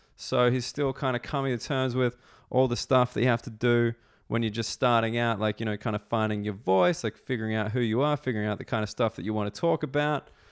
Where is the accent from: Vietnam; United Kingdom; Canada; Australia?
Australia; I'm an Australian